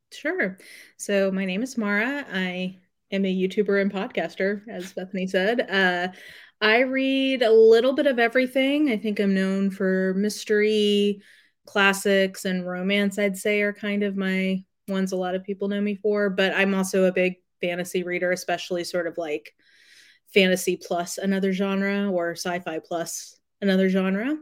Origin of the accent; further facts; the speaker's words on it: Canada; we don't have T V in Canada